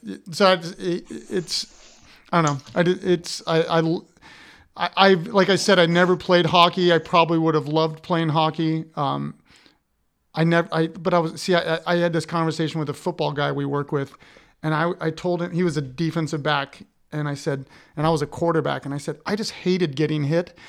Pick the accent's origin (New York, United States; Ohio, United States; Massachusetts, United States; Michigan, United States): Ohio, United States; Columbus; I'm from Columbus, Ohio